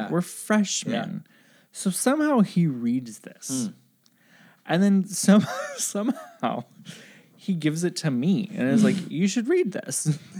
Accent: Midwest, United States; moved away; also born or lived in the South; I grew up in the Midwest and went to school in the South.

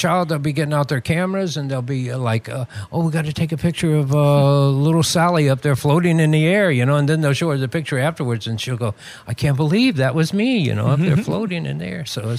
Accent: Southeast, United States; Growing up in the Southeast, I played drums.

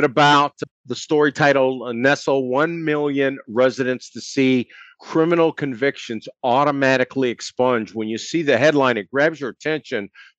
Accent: Mount Clemens, Michigan, United States; I'm from Mount Clemens, grew up reading that paper as well as the Free Press.

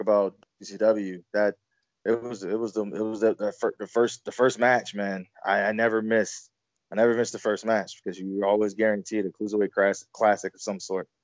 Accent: Virginia, United States; I grew up in Virginia

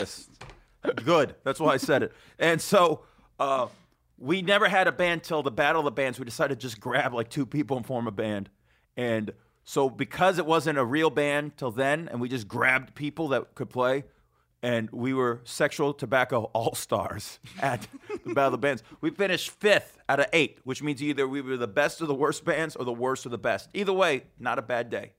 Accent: West Coast, United States; I'm from the West Coast, where skater shoes matter

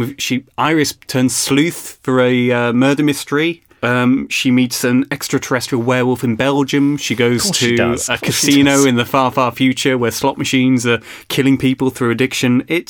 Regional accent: Birmingham, West Midlands, United Kingdom; now in Cardiff, United Kingdom; I was born in Birmingham

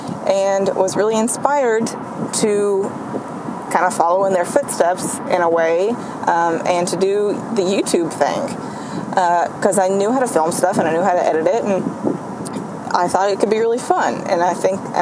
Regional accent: Central Kentucky, United States; I'm from Kentucky. I do everything out of Kentucky, Central Kentucky.

